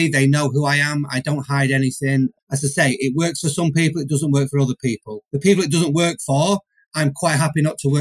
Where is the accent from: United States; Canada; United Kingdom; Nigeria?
United Kingdom; Manchester, North West England; I'm from Manchester